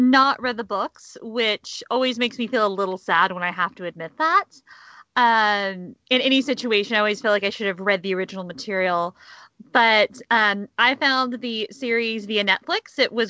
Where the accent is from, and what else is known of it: United States